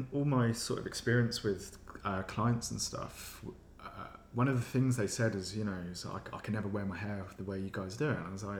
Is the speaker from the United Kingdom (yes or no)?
yes; Kent, South East England, United Kingdom; now in London, United Kingdom; I'm originally from Kent.